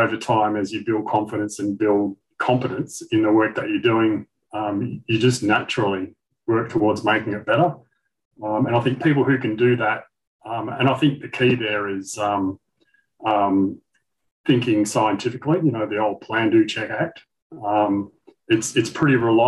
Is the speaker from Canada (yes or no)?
no; Western Australia, Australia; also born or lived in Kalgoorlie, Western Australia; I was born in Kalgoorlie, Eastern Goldfields of WA. Grew up in Canberra, which was a brand new booming nickel town